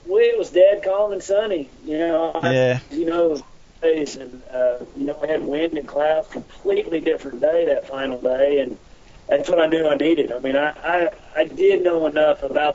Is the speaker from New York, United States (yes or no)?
no; Oklahoma, United States; I'm from Oklahoma